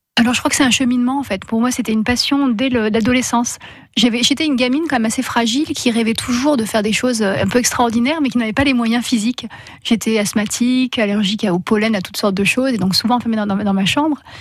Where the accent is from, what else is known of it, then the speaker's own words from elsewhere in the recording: Gap, Provence-Alpes-Côte d'Azur, France; moved away as an adult; now in Luberon, France; j'ai eu la chance de grandir à côté de Gap